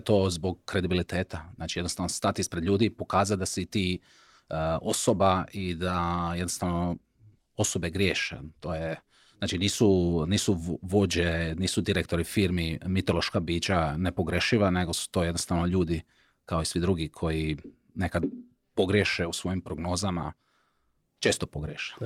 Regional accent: Šibenik, Šibenik-Knin County, Croatia; ja sam iz Šibenika

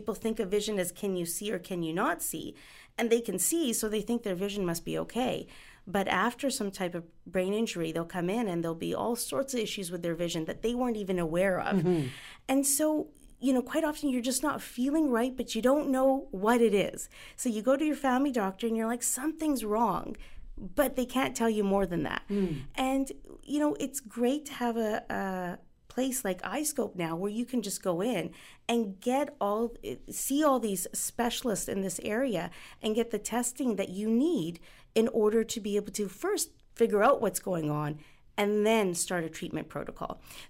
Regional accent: Punjab, India; Being Indian and Punjabi myself, I shouldn't butcher the last name.

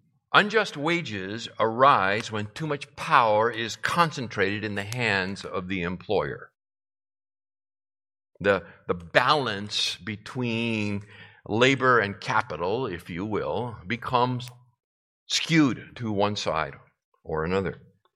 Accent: Massachusetts, United States; The home that I grew up in Massachusetts, was built in 1905.

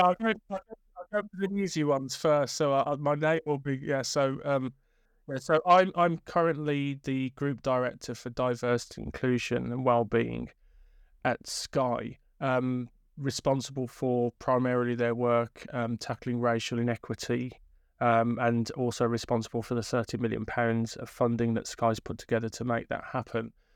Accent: Birmingham, West Midlands, United Kingdom; come from inner city Birmingham, went to lots of different schools

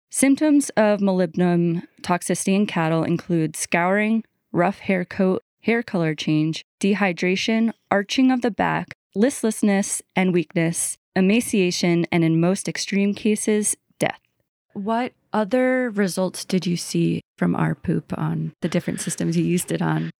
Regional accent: New York, United States; moved away; I was raised in New York, right next to New Jersey

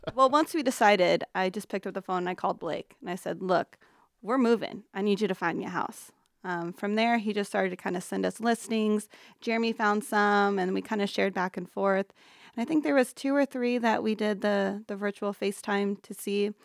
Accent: Council Bluffs, Iowa, United States; moved away as an adult; also born or lived in Sarasota, Florida; born and raised in Council Bluffs

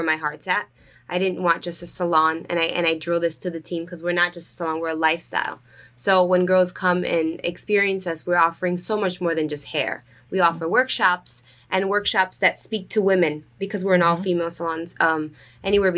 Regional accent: New Jersey, United States; also born or lived in Rochester, New York / New York City; now in Asbury Park, United States; I was born in Rochester, New York. Upstate. And then I grew up middle school to high school in New Jersey

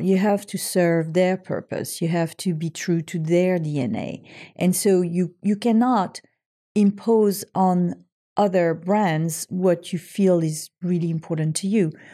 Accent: French Riviera, Provence-Alpes-Côte d'Azur, France; moved away; my hometown

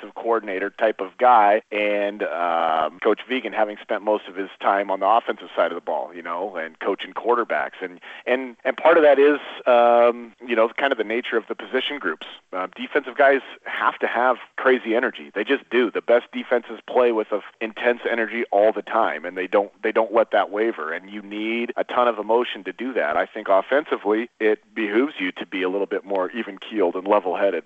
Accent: Oregon, United States; moved away as an adult; I grew up in Oregon, in Oregon

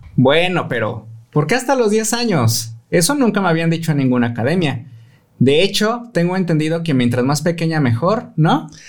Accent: Mexico City, Mexico; moved away; soy de Ciudad de México

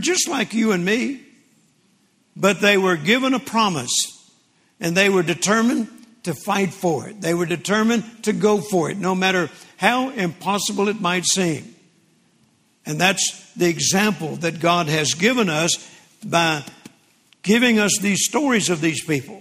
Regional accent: Vicksburg, Mississippi, United States; I was born in 1946 in Vicksburg, Mississippi, December the 24th

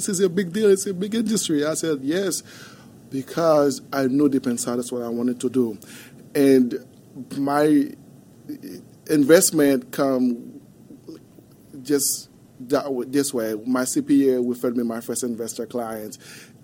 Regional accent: Haiti; English is a second language; moved away as an adult; also born or lived in Wichita Falls, Texas; now in Dallas, United States; As a kid growing up in Haiti

